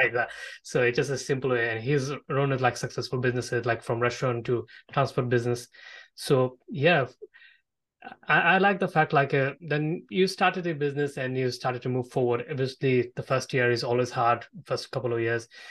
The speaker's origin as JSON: {"language": "English", "country": "Bangladesh", "said": "I'm from Bangladesh myself"}